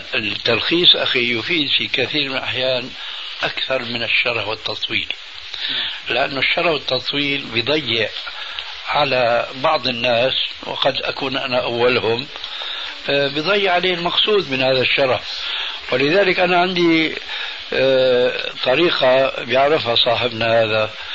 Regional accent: Syria; انا باعتباري سوري يعني اخذت عزوة من سوريا

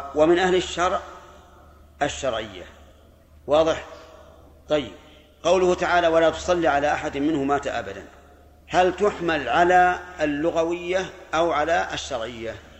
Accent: Najd, Saudi Arabia; عندنا في نجد

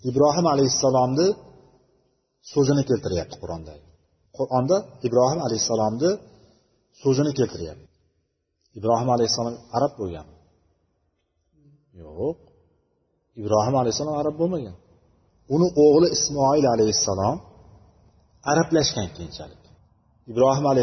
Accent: Uzbekistan; biz o'zbek deymiz o'zbekmiz biz

